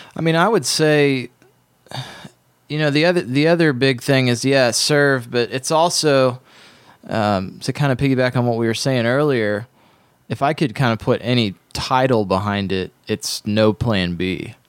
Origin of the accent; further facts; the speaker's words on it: Ohio, United States; where I grew up in Ohio